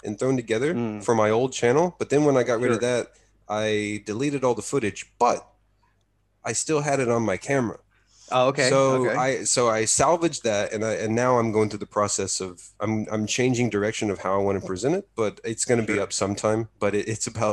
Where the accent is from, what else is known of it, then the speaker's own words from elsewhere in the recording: Texas, United States; moved away as an adult; now in Japan; growing up in Texas, we didn't really get too much cold weather